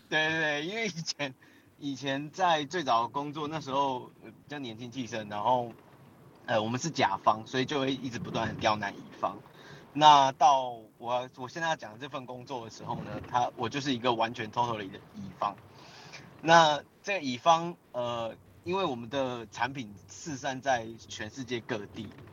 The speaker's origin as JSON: {"language": "Chinese", "country": "Taiwan", "said": "我，我，我是台湾"}